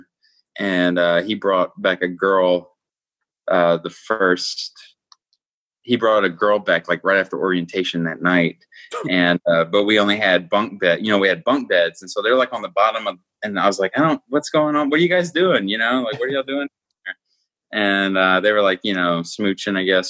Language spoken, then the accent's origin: English; Atlanta, Georgia, United States; now in Milwaukee, United States; I grew up in Georgia